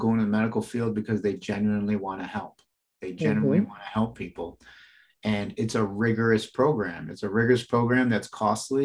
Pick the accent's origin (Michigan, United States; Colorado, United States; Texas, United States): Michigan, United States; I'm born and raised in the Midwest, Michigan